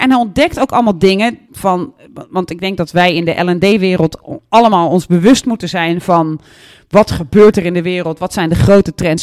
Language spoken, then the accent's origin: Dutch; Netherlands; also born or lived in Flanders; de slecht Engels sprekende Nederlander